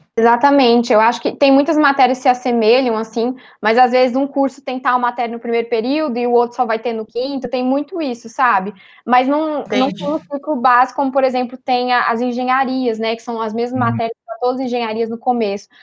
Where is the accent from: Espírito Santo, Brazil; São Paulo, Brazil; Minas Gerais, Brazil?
São Paulo, Brazil; moved away as an adult; now in Belo Horizonte, Brazil; eu sou de São Paulo, capital